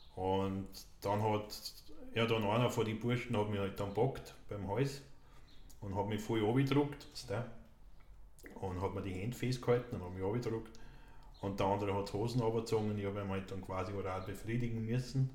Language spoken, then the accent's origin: German; Austria; in meiner Heimatgemeinde in Tolgau